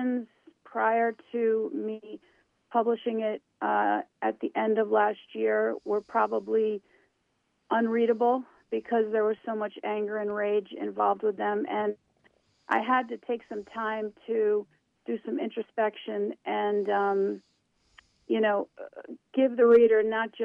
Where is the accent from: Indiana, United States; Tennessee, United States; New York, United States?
New York, United States; I am from New York State. I was born about a half hour north of the city.